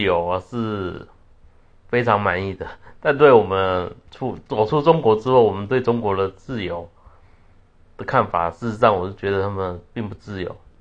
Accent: Taiwan; 我们台湾人有部分人说， 他们要跟中国统一干嘛

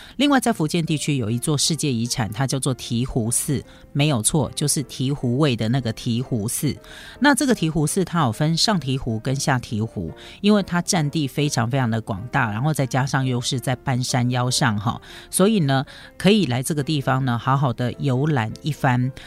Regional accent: Taiwan; 我们台湾人

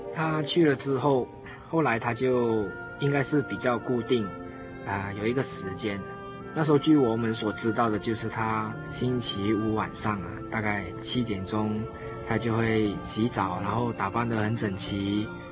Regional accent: Malaysia; 我是来自马来西亚

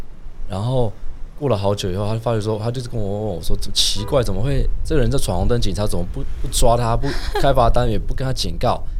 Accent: Taiwan; 土生土长台湾人。

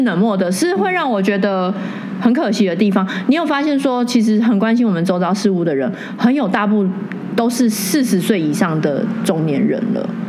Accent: Taoyuan, Taiwan; 那些都是我们桃园人的纳税钱

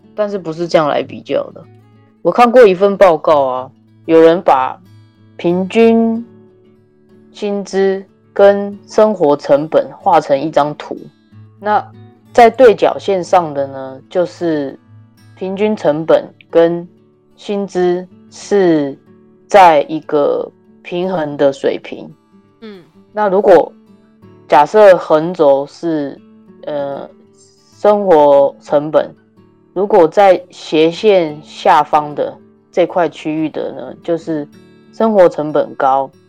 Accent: Taiwan; now in Canada; 我们小的时候在台湾很小的时候

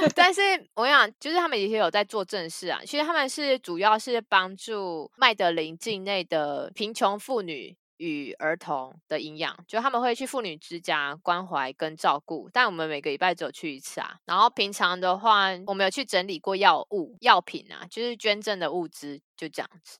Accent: Taiwan; 护照上面是 Republic of China

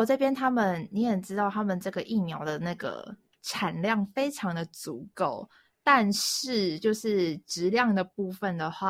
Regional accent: Taiwan; moved away as an adult; now in China; 因为全所只有我一个台湾人嘛

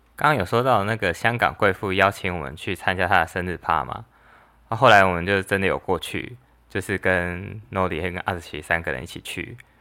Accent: Taiwan; 我是来自台湾

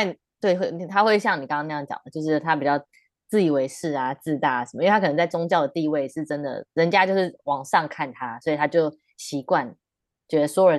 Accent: Taiwan; 我们真的太幸运可以身为台湾人

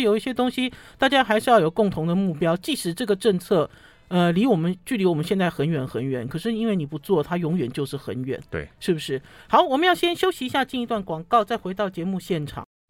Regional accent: Taipei, Taiwan; 我们台北人觉得好嗨

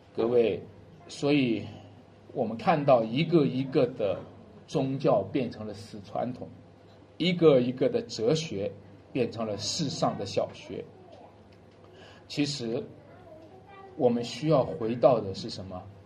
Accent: China; 我们中国人就有一句话叫做，并从口入

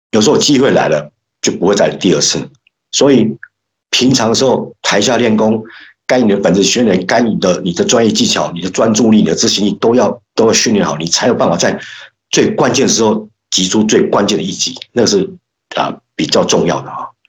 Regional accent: Hualien County, Taiwan; moved away; also born or lived in Yilan; 我是民国五十四年次出生哈，所以今年大概是五十五岁哈。那我是，呃，爷爷奶奶他们是宜兰人，宜兰投资人。然后我，我们家是搬到花莲去的哈，所以，呃，我是在花莲出生长大的哈

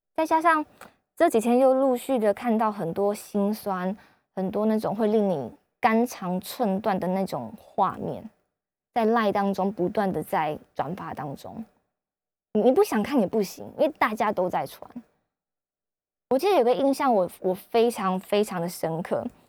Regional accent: Kaohsiung, Taiwan; also born or lived in Beijing; 因为我是高雄人

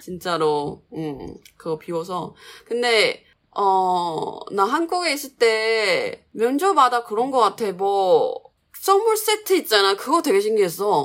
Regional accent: Changhua, Changhua County, Taiwan; Korean is a second language; 내 고향이 짱화잖아

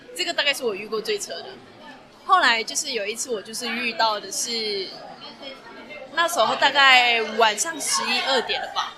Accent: Malaysia; now in Taiwan; 作为一个马来西亚人

